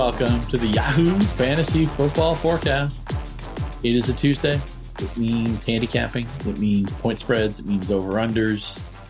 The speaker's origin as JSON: {"language": "English", "region": "New England", "country": "United States", "tie": "born or raised there", "said": "I grew up in New England. I'm ostensibly a Patriots fan"}